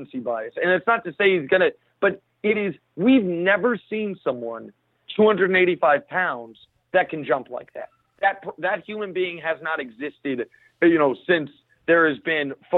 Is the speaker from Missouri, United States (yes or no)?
yes; Kansas City, Missouri, United States; now in New York, United States; I live in New York, but I'm not from here. I'm from Kansas City, Missouri.